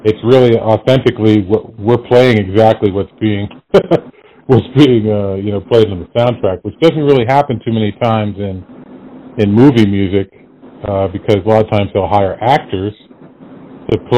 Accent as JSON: {"language": "English", "town": "Sharon", "region": "Massachusetts", "country": "United States", "tie": "born or raised there", "also_born_or_lived": "Boston, Massachusetts / California", "moved": "as an adult", "said": "I was born in Boston, Massachusetts, and grew up in a suburb of Sharon, Massachusetts"}